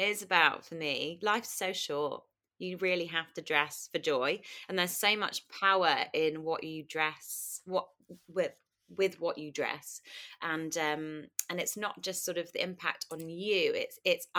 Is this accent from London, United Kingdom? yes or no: yes; Kingston upon Thames, London, United Kingdom; I grew up in Kingston, southwest London.